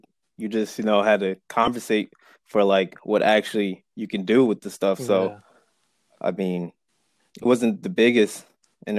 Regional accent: Somerset, New Jersey, United States; I was born and raised in Somerset, New Jersey. Grew up there all my life. Mm-hmm. And then around my teenage years, I started school in Manville.

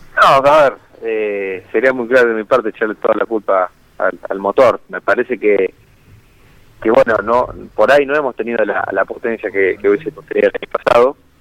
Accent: San Carlos, Maldonado, Uruguay; now in Mar del Plata, Argentina; un poco más sobre la costa, eh, más cerca de, Maldonado, en San Carlos más específicamente

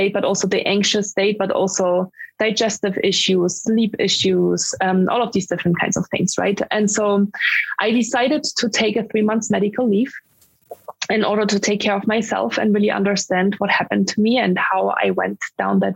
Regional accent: Germany; English is a second language; moved away as an adult; also born or lived in Dublin, Ireland / Mountain View, California, United States; I'm from Germany, because people wonder where my accent is from when I speak English.

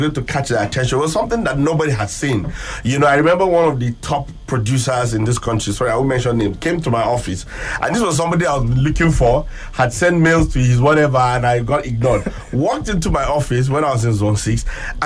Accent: Northern Nigeria, Nigeria; growing up in Northern Nigeria, being from around here

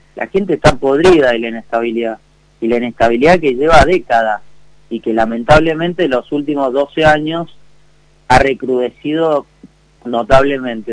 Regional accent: Argentina

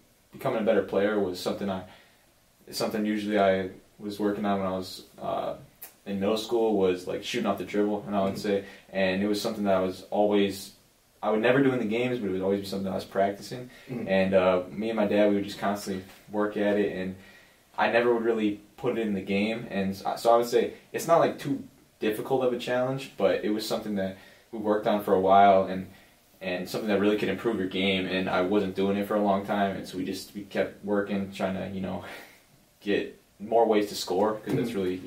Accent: Kenosha, Wisconsin, United States; I'm growing up in Kenosha my whole life

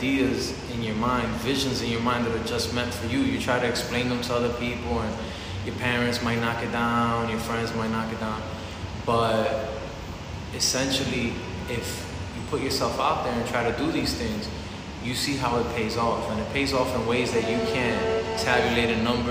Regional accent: New York City, New York, United States; also born or lived in Dominican Republic; I'm from Queens. I'm from Corona, Queens

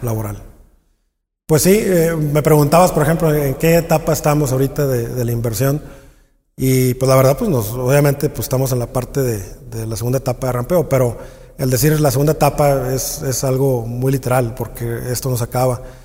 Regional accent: Mexico; nosotros como, como mexicanos

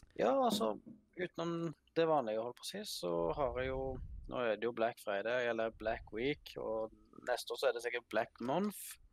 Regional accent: Vestlandet, Western Norway, Norway; moved away as an adult; now in Finnsnes, Norway; Jeg er født og oppvokst i Seidar nede på Vestlandet

